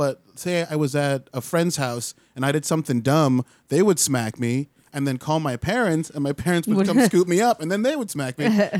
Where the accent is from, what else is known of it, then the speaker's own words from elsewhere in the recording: Winter Park, Florida, United States; also born or lived in Chicago / Trinidad; My folks are from Trinidad, and they moved us back to the island when I was 2, and we lived there till I was 9, and then ever since then we came to Central Florida, Winter Park. I've been here ever since, so I've about 30 years I've been here.